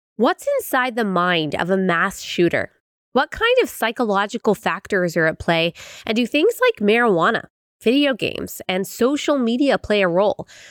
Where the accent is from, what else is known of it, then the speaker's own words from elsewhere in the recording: Dallas, Texas, United States; I grew up in Dallas